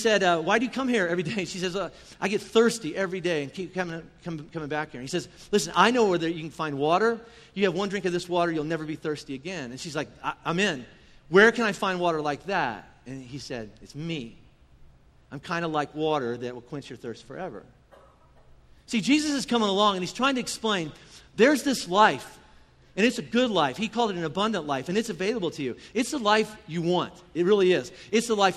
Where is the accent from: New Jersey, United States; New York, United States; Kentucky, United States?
Kentucky, United States; I'm from Kentucky.